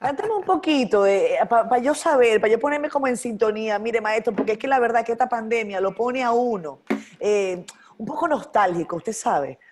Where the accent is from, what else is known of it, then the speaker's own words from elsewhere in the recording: Venezuela; moved away as an adult; now in Dominican Republic; Yo soy venezolana, con el ah. corazón dominicano ya, después de 10 años